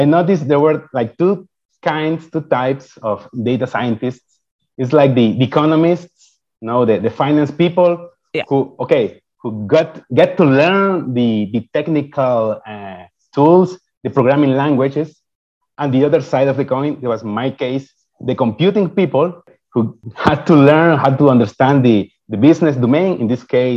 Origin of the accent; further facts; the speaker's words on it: Ecuador; first language Spanish; English is a second language; moved away as an adult; I got admitted an undergrad computer engineering program in my home country. I'm from Ecuador